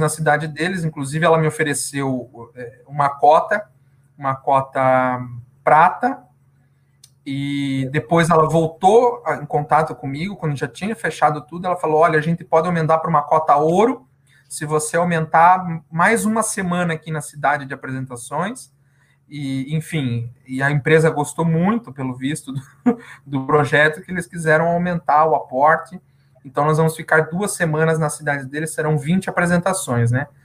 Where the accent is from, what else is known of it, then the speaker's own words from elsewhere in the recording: Curitiba, Paraná, Brazil; Eu sou de Curitiba, Paraná, capital do estado do Paraná, sou aqui da região sul